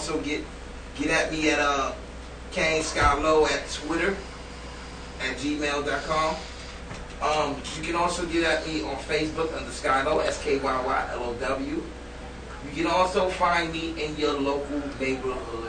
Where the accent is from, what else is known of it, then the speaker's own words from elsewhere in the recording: New York, United States; I'm a New Yorker